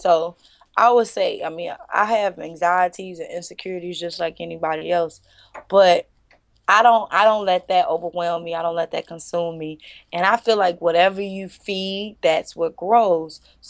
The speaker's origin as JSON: {"language": "English", "country": "United States", "said": "you know, I'm from the States, people in other countries"}